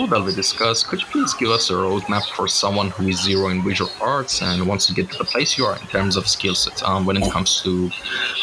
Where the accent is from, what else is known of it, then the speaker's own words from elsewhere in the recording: Iran; moved away as an adult; now in Turkey; I'm actually from Iran, but I'm living in Turkey right now. So I've been living in Iran for like the first 21 years of my life